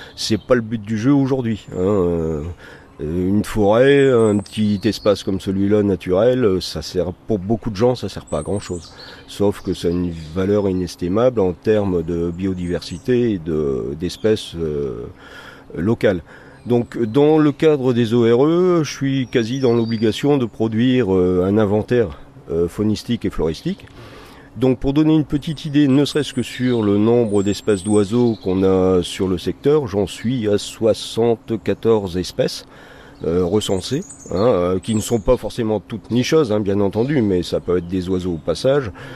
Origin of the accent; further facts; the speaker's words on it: Vieux-Condé, Hauts-de-France, France; je suis originaire ici de Vieux-Condé. Hein. Mes grands-parents habitaient la maison dans laquelle je réside